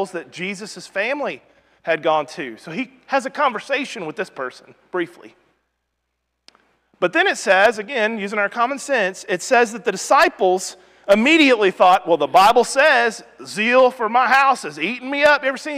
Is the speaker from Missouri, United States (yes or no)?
yes; Rogersville, Missouri, United States; in our congregation growing up in Rogersville, Missouri